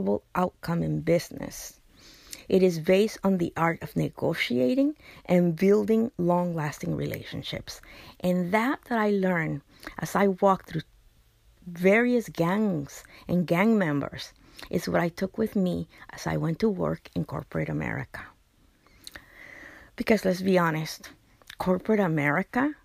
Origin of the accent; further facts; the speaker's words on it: Los Angeles, California, United States; I grew up in Boyle Heights, which is the, at that time, it was considered the worst neighborhood within LA, East LA.